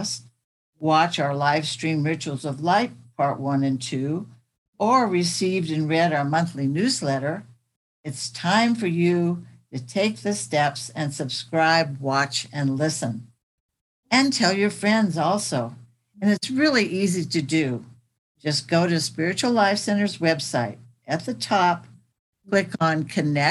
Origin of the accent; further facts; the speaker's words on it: Sacramento, California, United States; When I was growing up in South Sacramento, I got to see my mom volunteer at the food bank